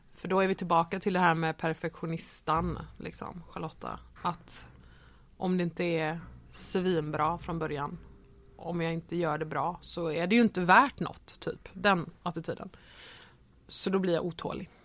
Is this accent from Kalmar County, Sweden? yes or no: yes; Nybro, Kalmar County, Sweden; moved away as an adult; also born or lived in Varberg / Falkenberg; now in Malmö, Sweden; Och då flyttade vi till Nybro som ligger på östkusten